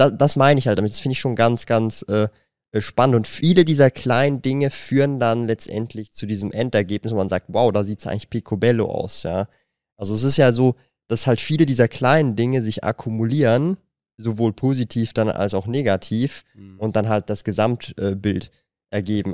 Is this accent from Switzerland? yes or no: yes; Switzerland